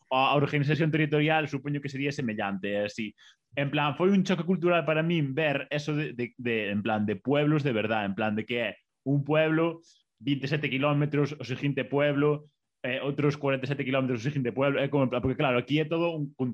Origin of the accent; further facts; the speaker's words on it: Boiro, Galicia, Spain; la son de Boiro, do Consello de Boiro, da parroquia do Consello de Boiro, pero dunha aldea en concreto.